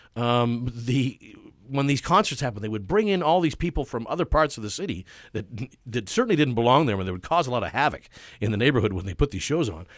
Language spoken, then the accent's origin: English; Vancouver, British Columbia, Canada; I was born and raised in Carsdale